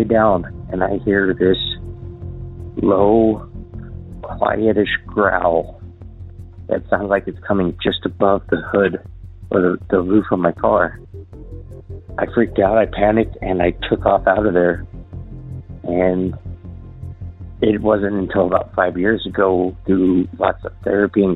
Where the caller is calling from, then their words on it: Southeast Idaho, United States; I'm calling from Southeast Idaho area